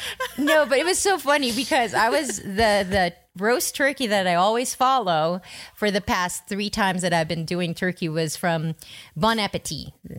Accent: Philippines

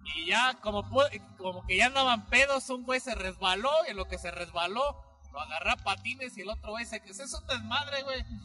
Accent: near Zinapécuaro, Michoacán, Mexico; hay un municipio cercano a donde nosotros somos, que es Sinapecuar

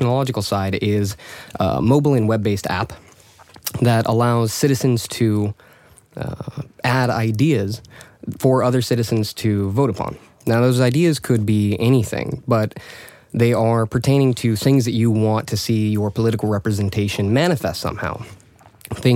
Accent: United States; moved away as an adult; now in Stockholm, Sweden; I am an American-born Swedish resident. I've been here for the past 3 years

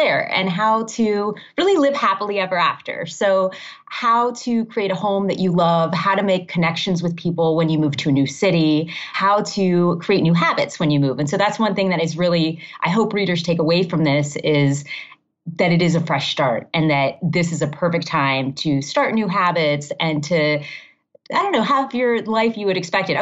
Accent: Miami, Florida, United States; also born or lived in Massachusetts / Maryland / Ohio / California; now in Chicago, United States; I grew up in Miami

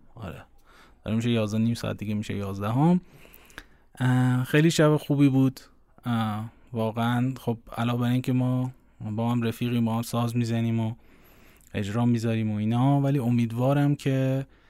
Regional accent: Iran; ما ایرانی هستیم

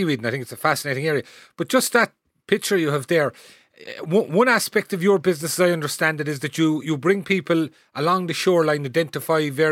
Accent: Cahersiveen, Munster, Ireland; moved away; I grew up there in Carsaveen myself

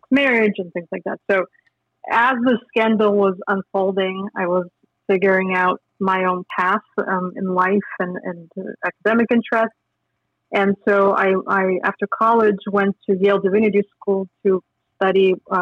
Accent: Minsk, Belarus; moved away as an adult; also born or lived in Lithuania; I grew up in Minsk, Belarus

